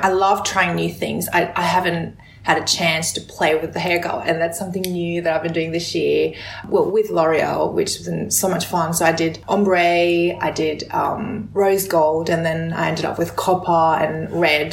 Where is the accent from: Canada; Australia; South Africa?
Australia; also born or lived in South Korea; growing up in Australia, um, you know, I'm an immigrant from Korea